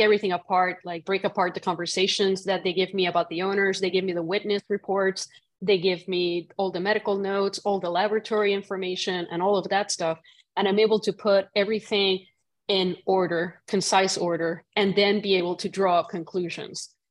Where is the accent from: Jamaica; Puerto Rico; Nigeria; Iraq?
Puerto Rico; moved away; growing up in Puerto Rico